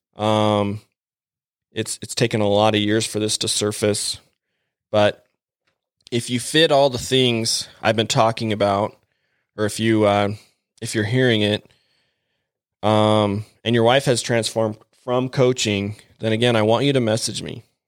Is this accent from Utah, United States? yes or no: yes; Mapleton, Utah, United States; growing up in Mapleton, Utah, I guess I'd say growing up, I moved there in eighth grade